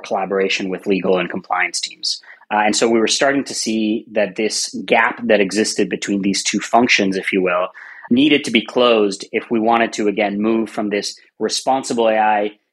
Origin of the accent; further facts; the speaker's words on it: Puerto Rico; moved away; I'm originally from Puerto Rico, so we use both of our last names